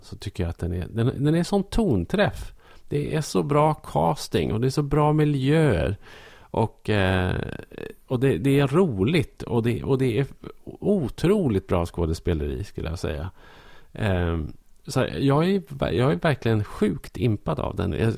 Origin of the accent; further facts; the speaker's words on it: Norrland, Sweden; som norrlänning